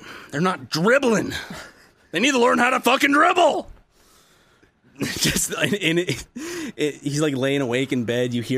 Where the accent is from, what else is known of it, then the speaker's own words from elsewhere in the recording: the South, United States; I was born in the South.